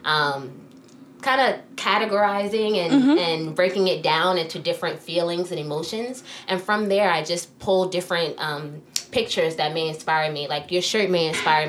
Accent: New York, United States; now in New Jersey, United States; I live in New Jersey now, although I'm from New York

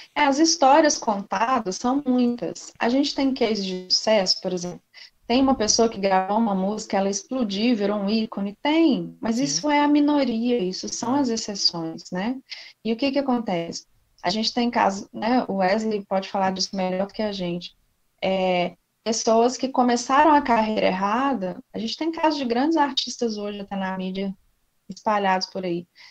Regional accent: Belo Horizonte, Minas Gerais, Brazil; moved away as an adult; also born or lived in Brasília / Palmas, Tocantins; eu sou de BH, mineiríssima

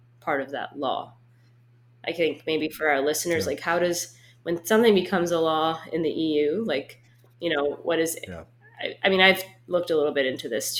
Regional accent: United States; as an American perspective

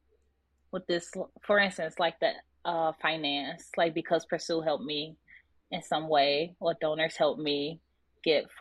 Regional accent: Inglewood, California, United States; me growing up in Inglewood

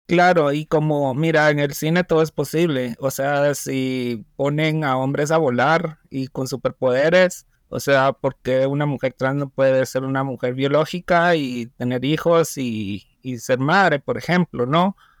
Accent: Guatemala; Guatemala, mi país

